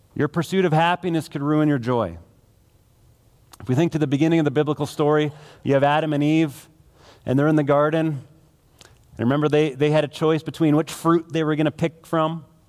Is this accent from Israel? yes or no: no; Manitoba, Canada; now in Alberta, Canada; I grew up in Manitoba